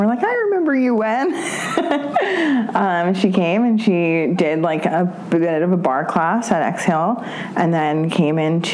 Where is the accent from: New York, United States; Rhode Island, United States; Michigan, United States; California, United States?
New York, United States; New York City; I grew up on the Upper East Side